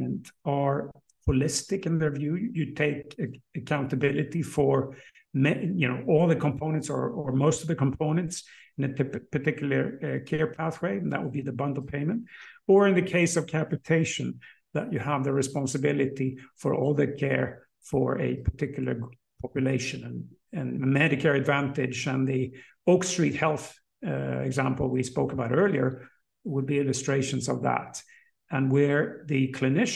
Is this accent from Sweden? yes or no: yes; Sweden; in my home country, in Sweden, in Stockholm